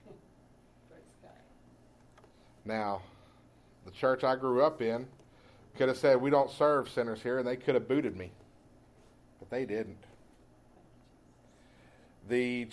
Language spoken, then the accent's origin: English; East Texas, United States; moved away; I come from East Texas. We have pine trees there